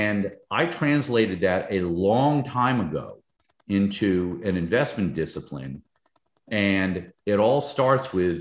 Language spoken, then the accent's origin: English; Northern New Jersey, United States; moved away as an adult; also born or lived in Albany, New York; now in Fort Lauderdale area, United States; grew up in Northern New Jersey near Manhattan